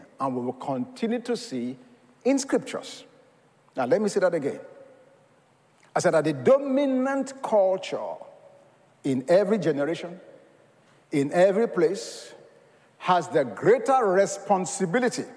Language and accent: English; Nigeria; now in United States; I was born in Nigeria of Yoruba culture